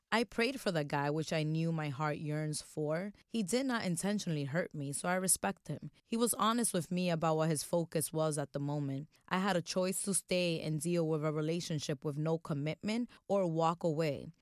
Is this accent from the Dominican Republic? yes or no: yes; Dominican Republic; moved away; my home country, the Dominican Republic.